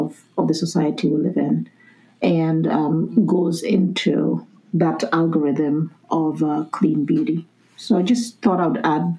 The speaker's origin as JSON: {"language": "English", "country": "Kenya", "moved": "yes", "said": "I'm originally from Kenya."}